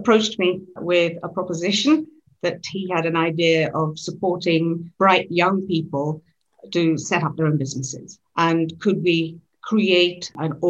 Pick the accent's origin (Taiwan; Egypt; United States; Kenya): Kenya; now in United Kingdom; we came to this country from Kenya, where I was born